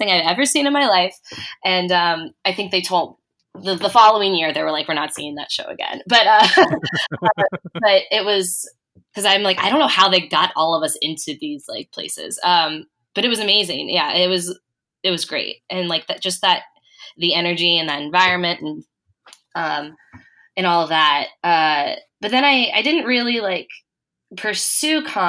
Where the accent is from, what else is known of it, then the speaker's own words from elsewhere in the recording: Cincinnati, Ohio, United States; I grew up in Cincinnati, Ohio